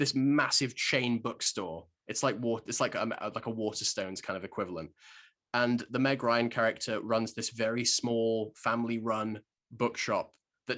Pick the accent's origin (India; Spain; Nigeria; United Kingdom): United Kingdom; Shropshire, West Midlands; growing up in Shropshire